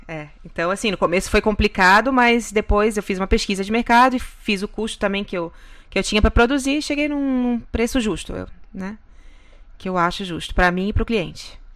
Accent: Florianópolis, Santa Catarina, Brazil; moved away as an adult; now in Kissimmee, United States; Eu vim de Floripa, Santa Catarina

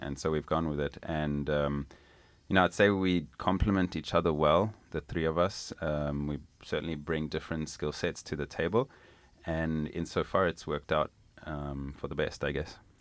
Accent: Zimbabwe; moved away as an adult; now in United States; I was born and raised in Zimbabwe, which is a little country down in southern Africa

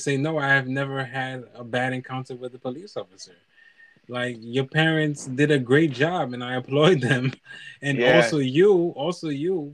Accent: New York City, New York, United States; moved away; also born or lived in Massachusetts / Haiti; growing up in New York and Brooklyn

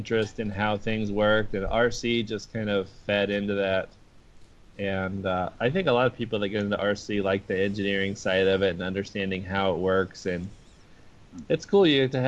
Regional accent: Houston, Texas, United States; I grew up in Houston, Texas

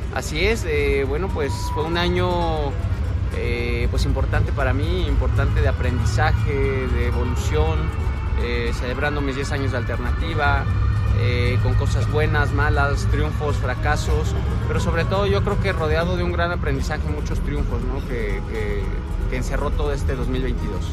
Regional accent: Apizaco, Tlaxcala, Mexico; mi tierra Tlaxcala

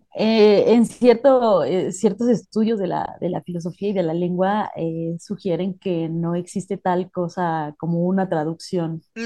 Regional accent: Mexico; no sé si a todos los mexicanos nos pase

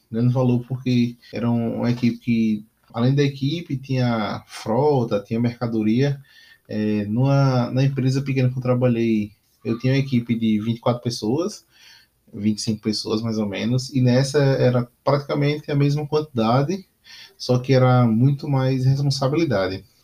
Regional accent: Aracaju, Sergipe, Brazil; voltei para a minha cidade natal, que era é Aracaju.

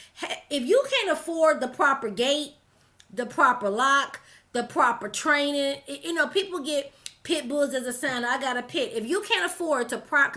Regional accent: Detroit, Michigan, United States; I'm from Detroit City

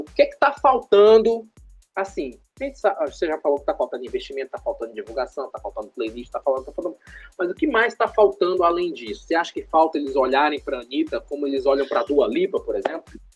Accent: Paraíba, Brazil; eu sou da Paraíba

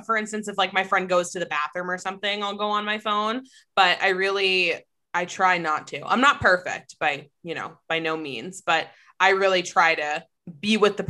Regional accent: Massachusetts, United States; now in Toronto, Canada; I'm from Massachusetts, but I live in Toronto.

